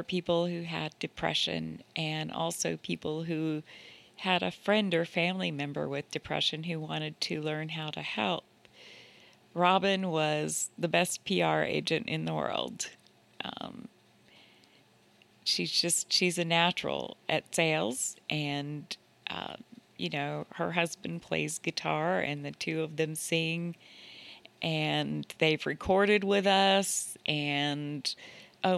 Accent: Asheville, North Carolina, United States; moved away as an adult; also born or lived in Atlanta, Georgia; I had just moved from Atlanta back to Asheville, which is my hometown.

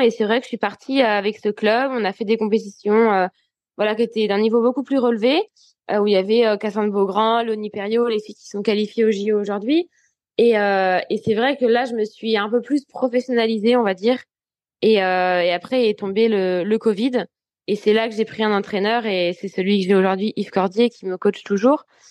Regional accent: France; en tant que Français

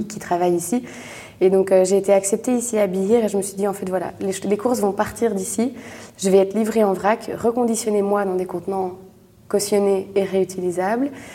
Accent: Brussels, Brussels-Capital Region, Belgium; je suis bruxelloise. J'ai toujours euh, grandi à Bruxelles, vécu à Bruxelles

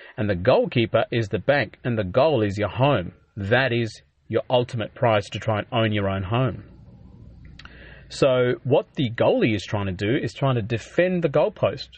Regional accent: Adelaide, South Australia, Australia; moved away as an adult; now in Melbourne, Australia; I grew up in Adelaide, But I moved to Melbourne, um, after medical school

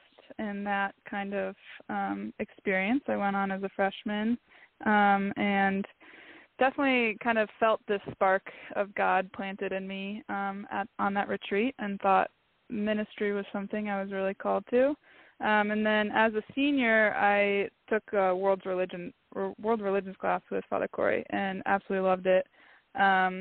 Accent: Palatine, Illinois, United States; moved away; born and raised in Palatine

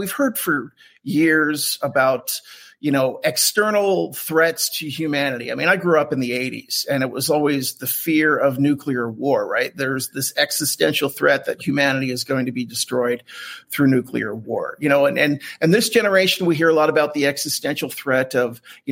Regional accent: Southern New Jersey, United States; now in Salt Lake City, United States; I grew up in Southern New Jersey, but I'm in Salt Lake City now

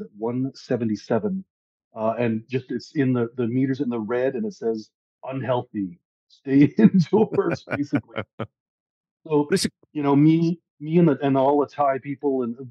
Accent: Canada; I'm a Canadian.

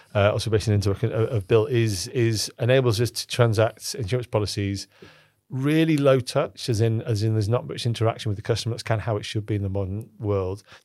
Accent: Cockermouth, North West England, United Kingdom; I'm from Cockermouth, um, where I spent most of my life was in Cockermouth in the Lake District.

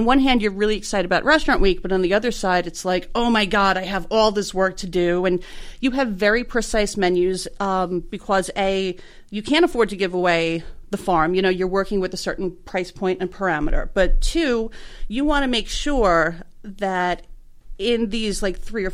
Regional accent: New York City, New York, United States; moved away as an adult; now in Baltimore, United States; I grew up in Bensonhurst.

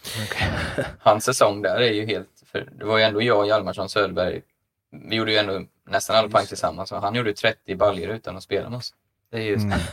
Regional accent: Linköping, Östergötland, Sweden; min hemstad Linköping

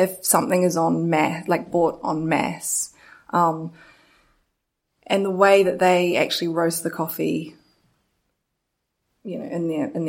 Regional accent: New Zealand; I'm from New Zealand

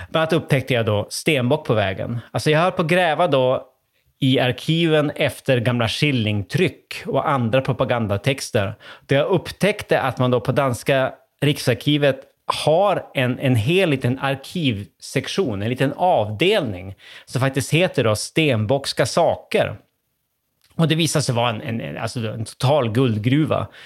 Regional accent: Sweden; jag var svensk gästforskare i Köpenhamn i början av 00-talet

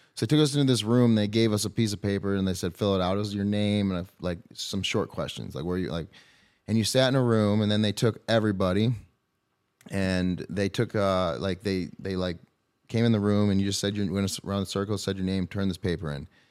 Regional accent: Brighton, Michigan, United States; We grew up in Brighton, which is, I mean, suburb of, would you say, I guess, Detroit, Ann Arbor

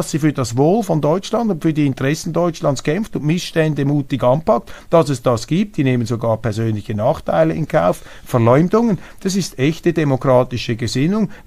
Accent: Switzerland; Das ist keine Stellungnahme als Schweizer. Ich bin neutral, ich habe keine Aktien bei der AfD.

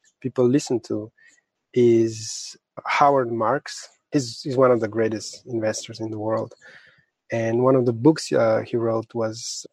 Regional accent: Slovenia; I was born and raised in Slovenia.

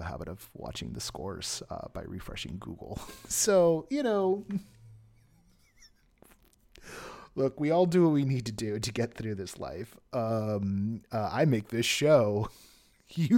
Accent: Bay Area, California, United States; I grew up in the Bay Area

